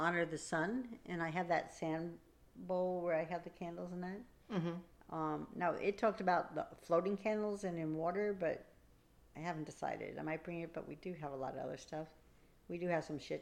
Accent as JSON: {"language": "English", "region": "East Coast", "country": "United States", "tie": "born or raised there", "moved": "as an adult", "lives_now": "Oregon, United States", "said": "I was raised on the East Coast"}